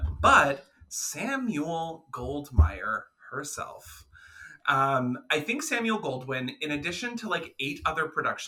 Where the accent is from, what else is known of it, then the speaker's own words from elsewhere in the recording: Canada; as two Canadian queens